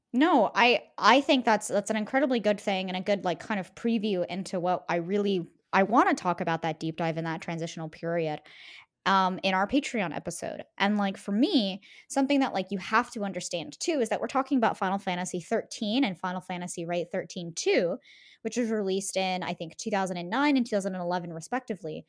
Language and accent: English; United States; growing up in the United States